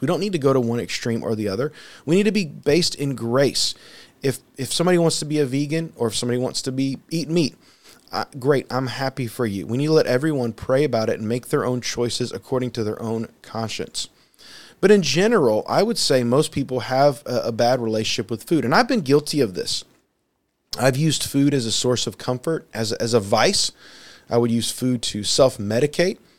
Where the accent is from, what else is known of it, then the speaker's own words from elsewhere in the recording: United States; I'm speaking here primarily as an American and someone who lives in a land their flu, food is, for the most part, plentiful